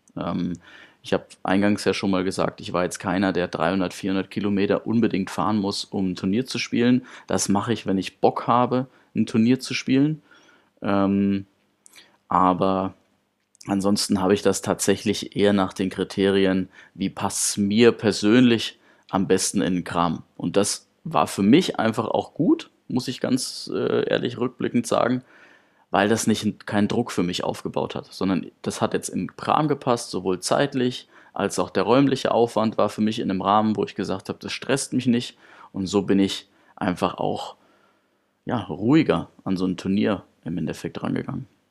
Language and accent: German; Karlstadt, Bavaria, Germany; ich habe angefangen beim TSV Karlstadt. Das ist der Ort, wo ich geboren bin und auch meine komplette Jugend verbracht habe